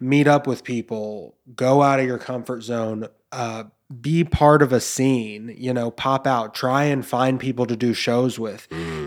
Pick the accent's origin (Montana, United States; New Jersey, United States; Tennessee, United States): Tennessee, United States; Memphis; growing up in Memphis